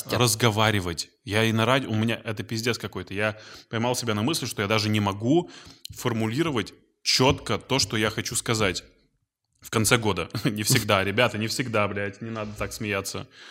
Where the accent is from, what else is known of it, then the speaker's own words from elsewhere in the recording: Izhevsk, Udmurtia, Russia; moved away; в моем родном городе, угу. в Ижевске